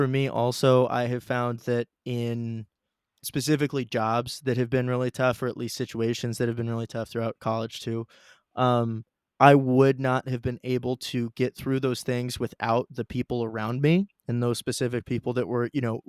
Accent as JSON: {"language": "English", "town": "Dublin", "region": "Ohio", "country": "United States", "said": "we're both from Dublin, Ohio, a nice suburb of Columbus"}